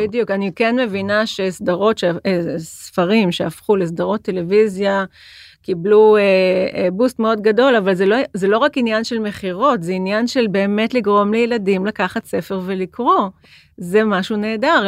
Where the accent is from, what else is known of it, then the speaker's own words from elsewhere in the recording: Jerusalem, Jerusalem District, Israel; now in Tel Aviv, Israel; אני ירושלמית, ואני גרה בתל אביב